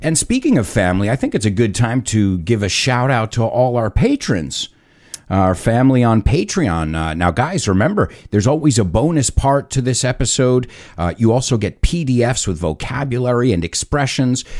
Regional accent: United States; I was born in the United States

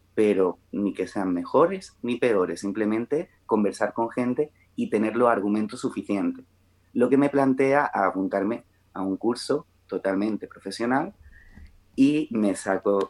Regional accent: Melilla, Spain; also born or lived in Málaga; now in Granada, Spain; yo soy de Melilla, pero vivo en Granada

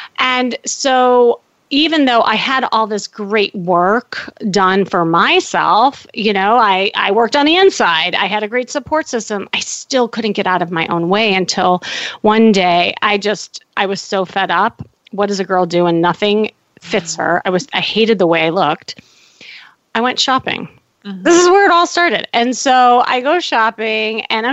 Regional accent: Chicago, Illinois, United States; moved away as an adult; now in Los Angeles, United States; I'm from Chicago and had the family, the dog, the picket fence

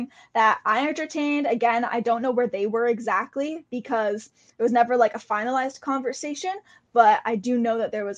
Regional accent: Canada; being Canadian

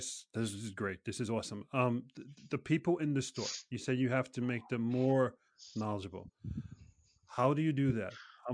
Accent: New York City, New York, United States; now in Norway; I'm from New York City.

